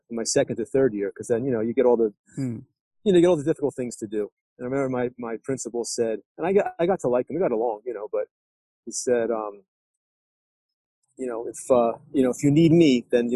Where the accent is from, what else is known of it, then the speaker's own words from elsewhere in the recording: Trenton, New Jersey, United States; moved away as an adult; also born or lived in New York City; I grew up in New Jersey, in Trenton